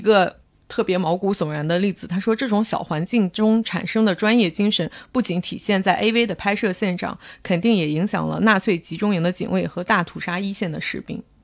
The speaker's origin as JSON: {"language": "Chinese", "region": "northern China", "country": "China", "said": "我作为一个北方人，就被北方某人口大省"}